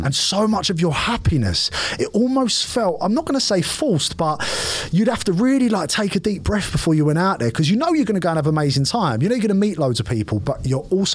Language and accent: English; London, United Kingdom; I'm from East London, I'm born and raised, you know, 30 years I lived here